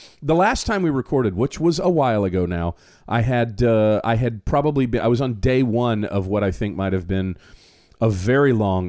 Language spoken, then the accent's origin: English; Florida, United States; Well, when I was younger, you know, growing up in Florida, just hated him.